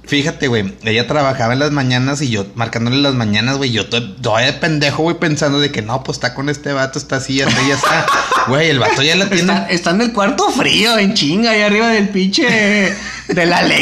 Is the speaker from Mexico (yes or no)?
yes; Mexico; somos de México.